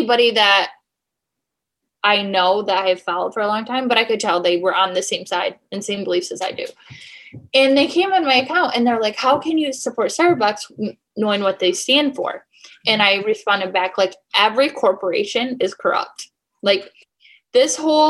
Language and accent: English; Michigan, United States; I'm from Michigan